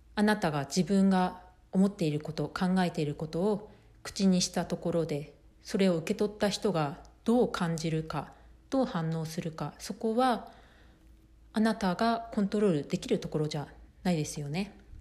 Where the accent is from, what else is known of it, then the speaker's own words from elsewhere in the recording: Japan; moved away as an adult; now in United States; 私は生まれ育ち日本なので日本でずっと、まあ、生活をしてきて